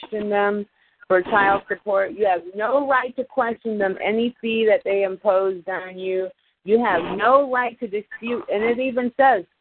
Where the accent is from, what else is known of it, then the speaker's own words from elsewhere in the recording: Homestead, Florida, United States; I come from Homestead where all the farmers come